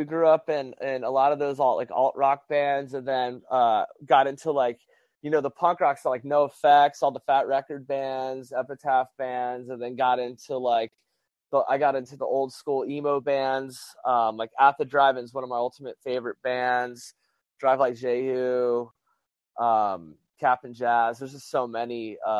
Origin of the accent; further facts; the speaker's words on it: Albuquerque, New Mexico, United States; also born or lived in San Diego; I had a band in New Mexico, and because I came from Albuquerque, New Mexico to San Diego